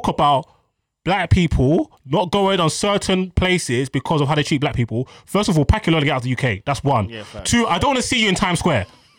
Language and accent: English; Jamaica; I'm Jamaican. I'm going to Jamaica in August.